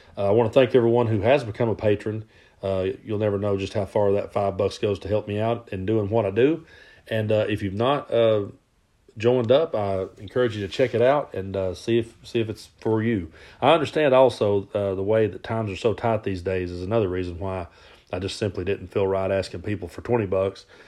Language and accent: English; Southeast Kentucky, United States; now in East Tennessee, United States; I grew up in Southeast Kentucky and I live in East Tennessee now